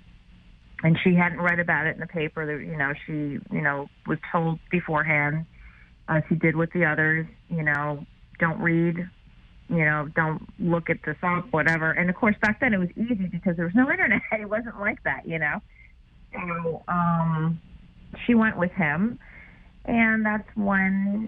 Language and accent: English; New York, United States; I'm a New Yorker